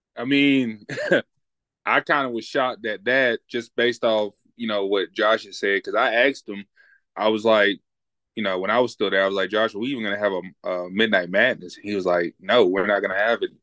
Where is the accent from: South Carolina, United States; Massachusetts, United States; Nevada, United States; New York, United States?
South Carolina, United States; Upstate; I'm from the Upstate.